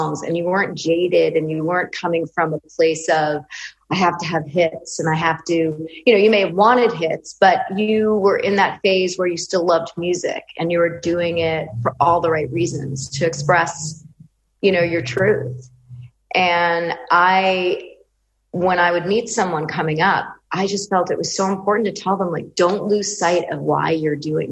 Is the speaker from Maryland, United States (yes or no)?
no; Westchester, New York, United States; I was raised in Westchester, New York